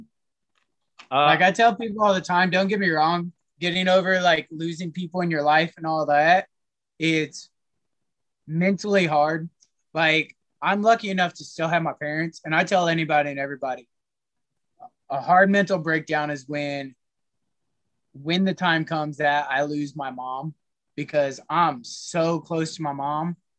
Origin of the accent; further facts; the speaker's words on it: Columbia, Missouri, United States; I grew up and I was raised in Columbia, Missouri.